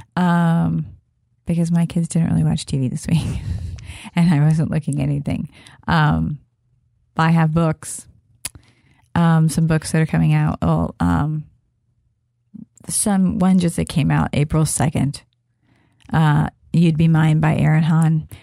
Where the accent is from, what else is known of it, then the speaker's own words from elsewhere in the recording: Kansas, United States; I'm from, I am from Kansas